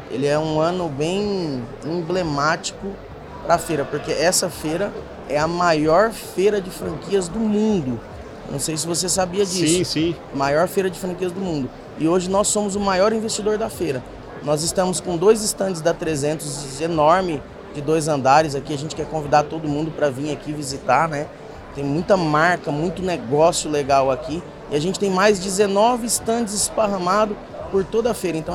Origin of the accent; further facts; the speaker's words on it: São Paulo, Brazil; also born or lived in Presidente Prudente; Eu fui criado Só, aqui em São Paulo.